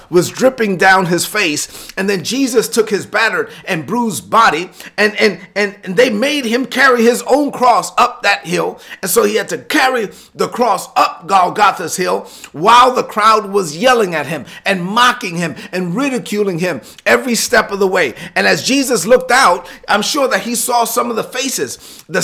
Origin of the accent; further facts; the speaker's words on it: Brooklyn, New York, United States; I'm from Brooklyn.